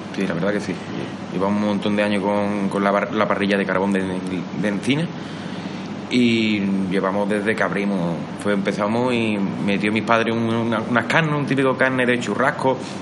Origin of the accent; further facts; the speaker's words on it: Bollullos, Andalusia, Spain; aquí en Boyullo